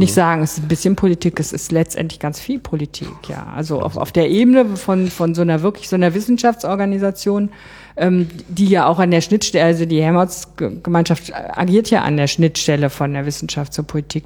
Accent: Bonn, North Rhine-Westphalia, Germany; ich war aus Bonn

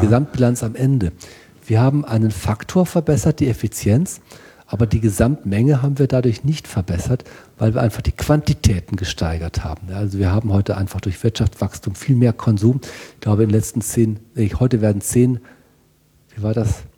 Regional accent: North Rhine-Westphalia, Germany; also born or lived in Münster; Ich bin auf dem Bauernhof aufgewachsen, ähm, Familienbauernhof ähm, Westfalen

